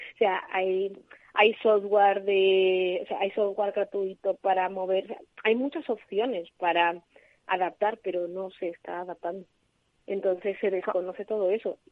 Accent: Madrid, Community of Madrid, Spain; moved away as an adult; now in Alicante, Spain; yo soy de Madrid y me vine aquí a trabajar

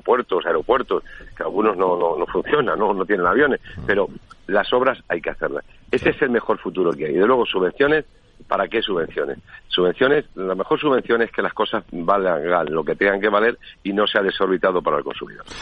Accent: Spain; somos nosotros los españoles

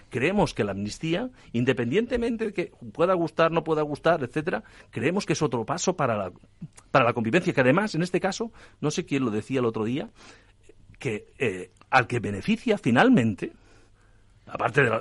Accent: Catalonia, Spain; que yo creo que, como catalán te lo digo, ¿eh?

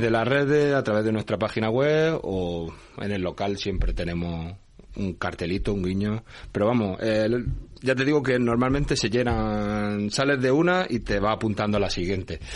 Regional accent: Granada, Andalusia, Spain; born or raised there; moved away

